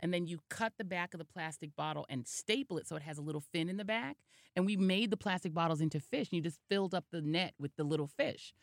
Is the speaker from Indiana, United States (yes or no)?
no; Denver, Colorado, United States; now in New York, United States; I was from Denver